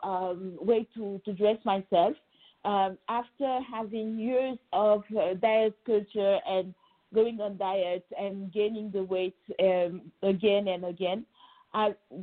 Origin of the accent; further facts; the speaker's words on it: Senegal; moved away as an adult; now in Paris, France; I actually was born and raised in Senegal, West Africa, and I arrived in France when I was 18 to study law